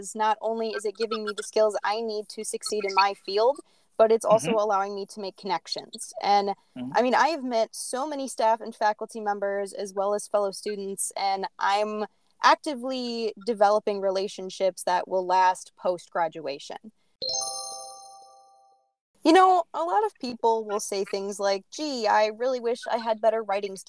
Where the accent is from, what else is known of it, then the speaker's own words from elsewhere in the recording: Beloit-Janesville area, Wisconsin, United States; I grew up in the Beloit-Janesville area